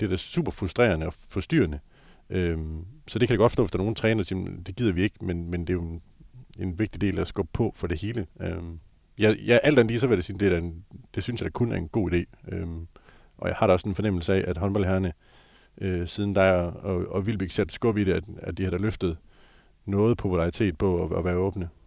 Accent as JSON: {"language": "Danish", "town": "Skjern", "region": "Central Denmark Region", "country": "Denmark", "tie": "born or raised there", "said": "jeg voksede op i Skjern"}